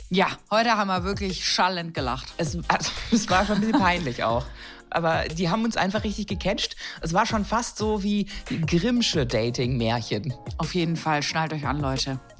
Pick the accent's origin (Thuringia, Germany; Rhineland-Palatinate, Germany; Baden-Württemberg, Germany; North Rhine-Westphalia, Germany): Baden-Württemberg, Germany; Na klar, ich bin Schwäbin.